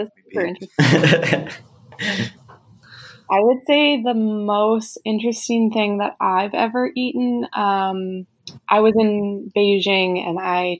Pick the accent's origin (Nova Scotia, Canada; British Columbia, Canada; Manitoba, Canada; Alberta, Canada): Alberta, Canada; Calgary; moved away as an adult; now in Victoria, Canada; I am a settler with Danish ancestry living on Lekwungen territory. I grew up in Calgary on Treaty 7 land, specifically in the territory of the Blackfoot and Stoney Nakoda Nations.